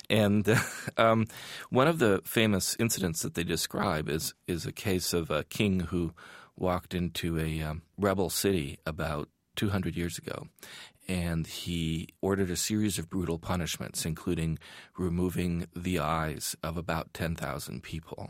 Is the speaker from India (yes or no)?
no; Iran; moved away; growing up in Iran, at that time